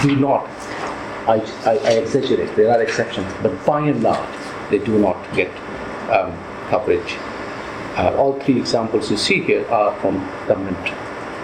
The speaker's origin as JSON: {"language": "English", "region": "Delhi", "country": "India", "tie": "born or raised there", "moved": "yes", "lives_now": "London, United Kingdom", "said": "When I was growing up in Delhi, we had a dozen newspapers"}